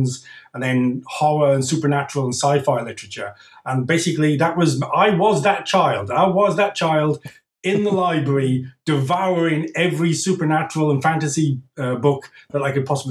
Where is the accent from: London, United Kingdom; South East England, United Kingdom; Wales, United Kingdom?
Wales, United Kingdom; also born or lived in Scotland; now in France; I'm from Wales in the UK